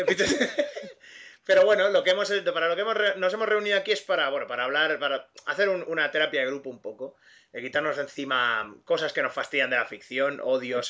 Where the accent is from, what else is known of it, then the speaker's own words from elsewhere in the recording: Catalonia, Spain; técnicamente yo soy el único catalán